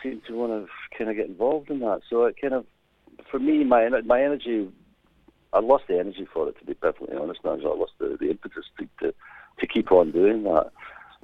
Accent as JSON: {"language": "English", "town": "Glasgow", "region": "Scotland", "country": "United Kingdom", "tie": "born or raised there", "accent": "Scottish brogue", "moved": "yes", "said": "it is a Scottish brogue, yes. Born and bred in Glasgow"}